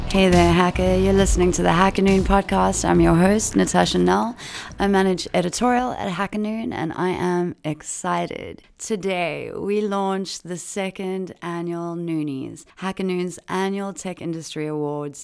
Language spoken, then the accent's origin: English; South Africa; my home country of South Africa